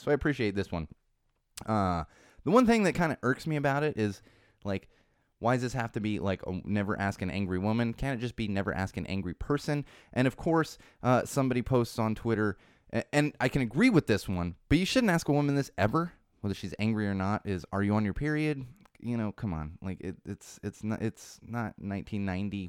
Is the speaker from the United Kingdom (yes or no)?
no; California, United States; this is my, my home state, and I intend to stay here